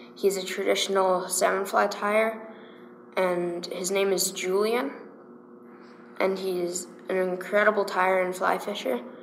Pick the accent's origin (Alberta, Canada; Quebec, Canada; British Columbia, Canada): Alberta, Canada; Calgary; also born or lived in De Winton, Alberta; I was born in Calgary, and I was raised in Calgary